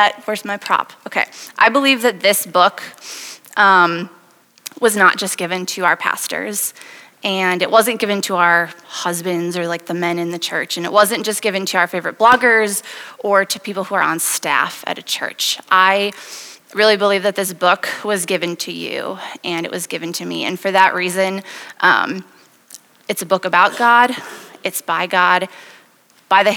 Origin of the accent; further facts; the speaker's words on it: Wisconsin, United States; moved away as an adult; now in Iowa City, United States; I am originally from Wisconsin, and I moved to Iowa City 6 years ago to go to medical school